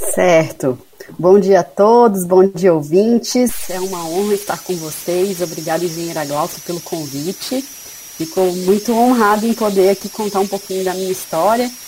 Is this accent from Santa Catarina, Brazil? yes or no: yes; Florianópolis, Santa Catarina, Brazil; eu sou de Florianópolis